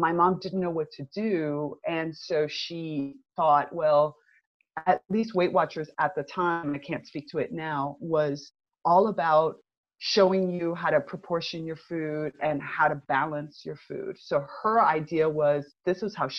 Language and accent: English; United States; moved away as an adult; also born or lived in Northern Italy; now in Italy; I'm originally from the United States. I'm Cuban American, and I've been living in Europe now for about the last 12 years, actually.